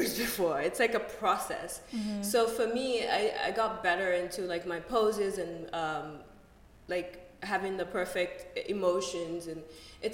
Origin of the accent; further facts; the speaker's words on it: Boston, Massachusetts, United States; moved away; also born or lived in Moscow; Growing up in Boston